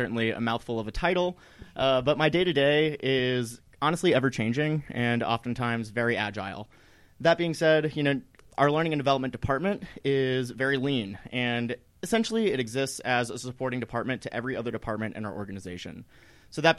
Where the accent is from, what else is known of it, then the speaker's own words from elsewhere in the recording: East Coast, United States; moved away as an adult; now in Colorado, United States; I grew up on the East Coast